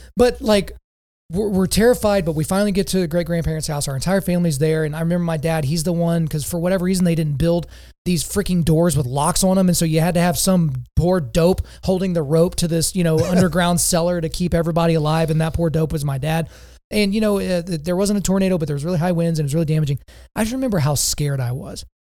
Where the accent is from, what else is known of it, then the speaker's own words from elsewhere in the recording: Lawton, Oklahoma, United States; as a kid growing up in Oklahoma